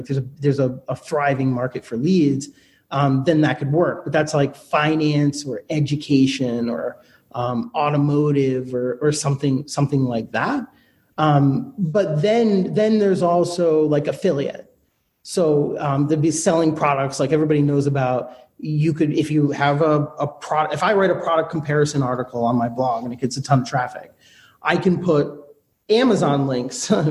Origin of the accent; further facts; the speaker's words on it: United States; I'm an American. I speak English